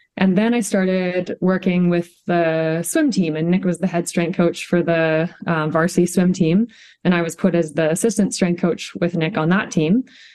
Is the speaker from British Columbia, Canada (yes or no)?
yes; Kelowna, British Columbia, Canada; moved away as an adult; now in Calgary, Canada; So like my story starts in BC. I'm from Kelowna, BC. Grew up there playing every single sport.